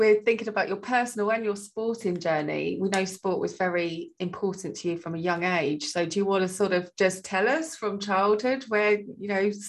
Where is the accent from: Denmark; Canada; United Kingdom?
United Kingdom; I am so British.